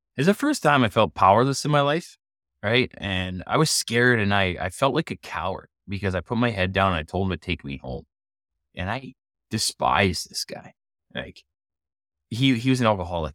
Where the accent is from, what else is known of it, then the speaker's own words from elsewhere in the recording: Canada; growing up in Canada, I was a hockey player growing up.